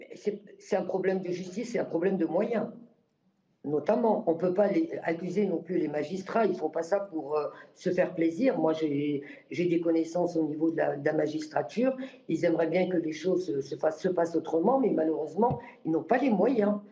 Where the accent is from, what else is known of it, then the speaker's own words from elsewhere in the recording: Morocco; moved away as an adult; now in France; je suis né moi-même au Maroc et j'ai vécu le tiers-monde déjà. Et je suis revenu en France à l'âge de 18 ans.